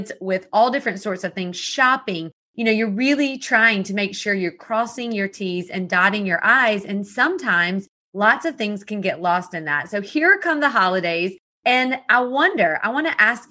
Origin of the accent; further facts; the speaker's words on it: the South, United States; I was born and raised in the South